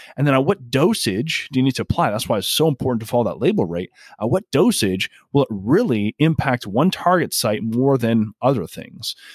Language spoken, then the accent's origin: English; Canada; moved away; I'm originally from Canada